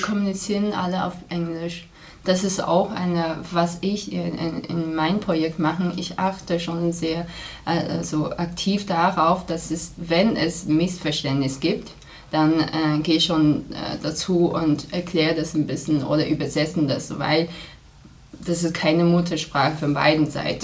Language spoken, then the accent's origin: German; Qingdao, Shandong, China; German is a second language; moved away as an adult; also born or lived in Passau, Germany; now in Germany; in meiner Heimat Qingdao